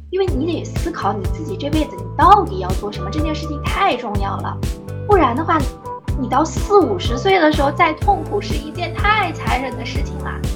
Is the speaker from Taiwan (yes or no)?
no; Anhui, China; 我的家乡在安徽，我是一个安徽姑娘。但是由于我父母从小是做生意的原因，所以我在安徽的很多城市都待过